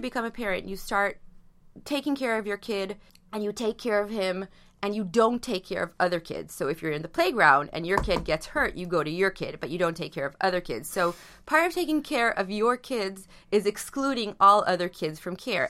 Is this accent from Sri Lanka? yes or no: no; Israel; I come from Israel